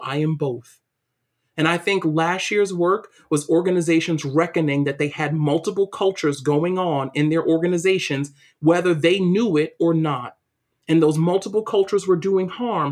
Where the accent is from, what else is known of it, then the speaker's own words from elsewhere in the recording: New York City, New York, United States; moved away as an adult; also born or lived in Waltham, Massachusetts; growing up in East New York, Brooklyn